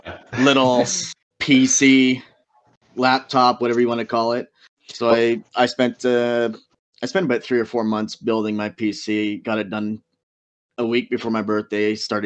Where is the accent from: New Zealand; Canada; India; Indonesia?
Canada; fellow Canadian. I'm Canadian.